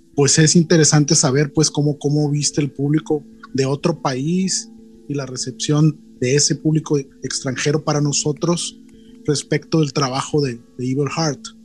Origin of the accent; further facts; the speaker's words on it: Culiacán, Sinaloa, Mexico; una banda de la ciudad donde yo nací